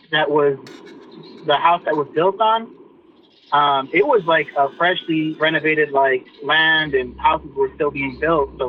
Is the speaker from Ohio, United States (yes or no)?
no; Midland, Texas, United States; I'm from Midland, Texas, a little town out- outside of uh, West Texas.